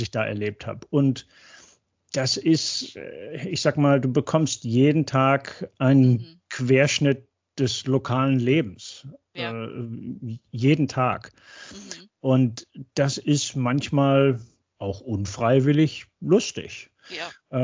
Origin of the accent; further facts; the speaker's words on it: North Rhine-Westphalia, Germany; moved away as an adult; also born or lived in Würzburg / Cologne / Arizona / Oregon; now in Texas, United States; als gebürtiger Westfale